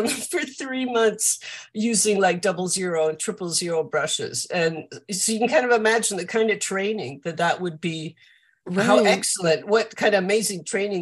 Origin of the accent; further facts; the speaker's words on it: Vancouver, British Columbia, Canada; moved away as an adult; also born or lived in California; now in London, United Kingdom; I grew up in Vancouver in Canada.